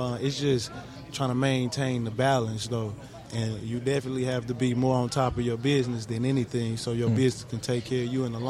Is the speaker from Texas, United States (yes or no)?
yes; Orange, Texas, United States; also born or lived in Houston, Texas; Orange, Texas.